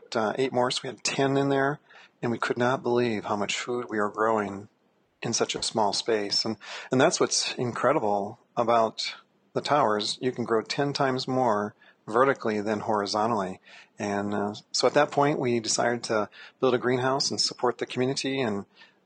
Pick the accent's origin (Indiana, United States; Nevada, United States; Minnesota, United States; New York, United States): Minnesota, United States; I was born in Minnesota, so meat and potatoes was our staples with corn as our vegetable.